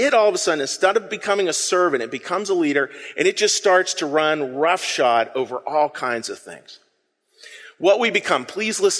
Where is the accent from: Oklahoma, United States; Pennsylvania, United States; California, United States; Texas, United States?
Pennsylvania, United States; Pittsburgh; I'm from Pittsburgh